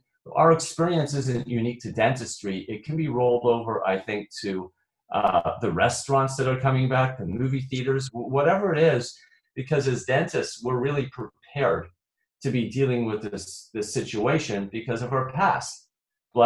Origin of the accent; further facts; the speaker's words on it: Toronto, Ontario, Canada; now in Illinois, United States; I'm originally from Toronto.